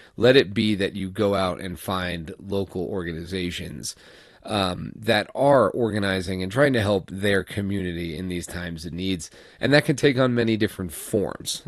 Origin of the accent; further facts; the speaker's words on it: New York, United States; moved away; I'm from New York